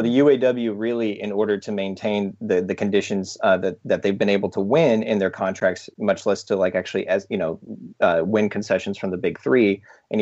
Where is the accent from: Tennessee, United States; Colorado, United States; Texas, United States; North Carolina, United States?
Tennessee, United States; Chattanooga; now in Brooklyn, United States; I'm originally from Chattanooga, Tennessee.